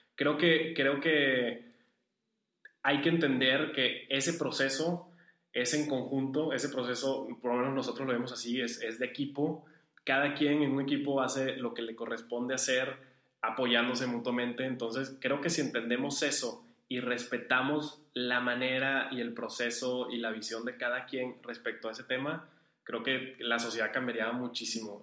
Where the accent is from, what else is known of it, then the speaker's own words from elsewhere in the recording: Venezuela; also born or lived in Uruguay / La Paz, Baja California, Mexico; now in Monterrey, Mexico; yo soy venezolano, casi toda mi familia es de allá